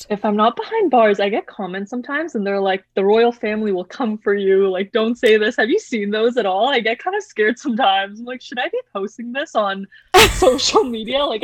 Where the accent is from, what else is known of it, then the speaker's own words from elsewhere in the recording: Canada; I think obviously being Canadian has an aspect to do with it, just the fact that we are part of the mon- uh, the Commonwealth.